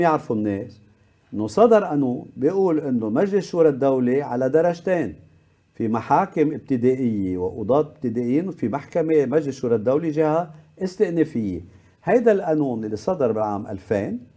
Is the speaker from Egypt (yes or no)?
no; Lebanon; عندنا بلبنان